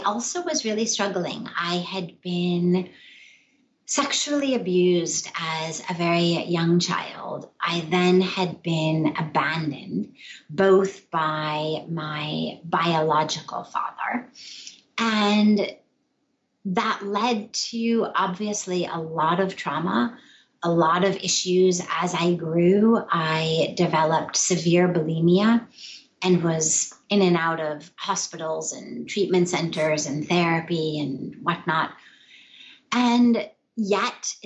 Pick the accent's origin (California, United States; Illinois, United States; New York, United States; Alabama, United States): California, United States; Los Angeles; moved away; I grew up in Los Angeles in Hollywood, quite literally. I grew up in Studio City in the what's called the Hollywood Hills